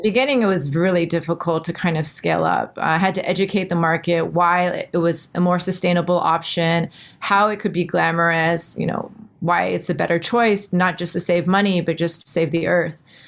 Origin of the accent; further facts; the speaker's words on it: Texas, United States; moved away as an adult; now in Singapore; I'm from Texas, all the proms and homecomings